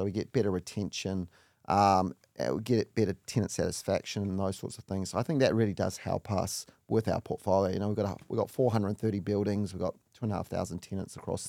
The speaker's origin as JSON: {"language": "English", "region": "Auckland", "country": "New Zealand", "tie": "born or raised there", "said": "So I grew up in Auckland in New Zealand, one of four parents."}